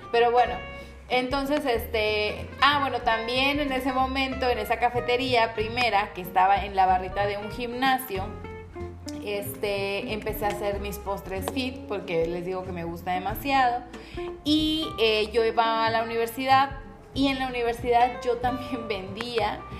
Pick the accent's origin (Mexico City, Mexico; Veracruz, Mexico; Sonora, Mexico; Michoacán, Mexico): Veracruz, Mexico; Poza Rica; Les digo, yo soy de Poza Rica, en la ciudad de Poza Rica.